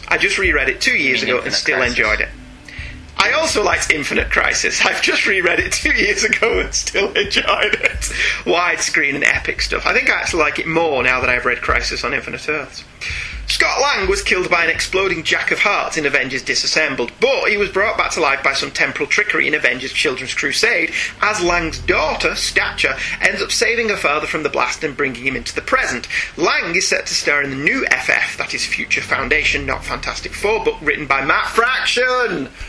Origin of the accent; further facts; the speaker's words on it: Ireland; considering I'm an Irishman and you two are British.